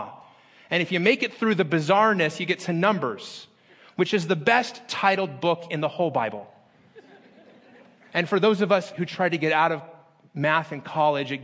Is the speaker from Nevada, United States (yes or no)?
yes; Las Vegas, Nevada, United States; moved away as an adult; also born or lived in Phoenix, Arizona; In my hometown of Las Vegas